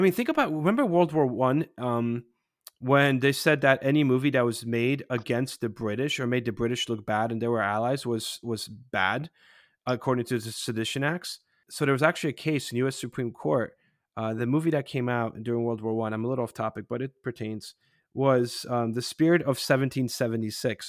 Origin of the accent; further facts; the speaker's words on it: Poland; moved away; when I was growing up in Poland in the eighties